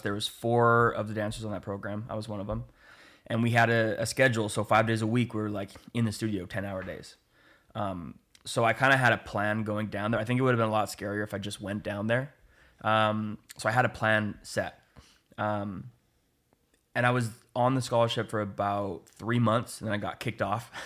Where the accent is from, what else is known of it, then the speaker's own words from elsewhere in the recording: Oliver, British Columbia, Canada; also born or lived in Penticton; I grew up in, in Oliver. Um, I was born in Penticton and then we moved to Oliver when I was like two, I think